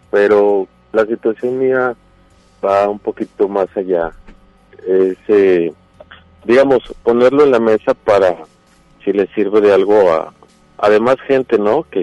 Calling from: Monterrey, Nuevo León, Mexico; De, aquí, de Monterrey, Nuevo León, al poniente de la ciudad.

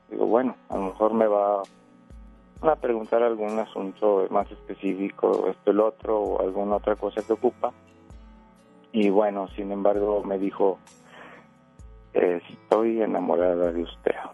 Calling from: Monterrey, Nuevo León, Mexico; Acá de Monterrey.

